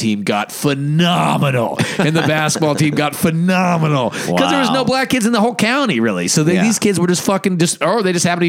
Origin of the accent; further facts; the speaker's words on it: Boonville, California, United States; moved away; where I grew up in Boonville, there was no black people.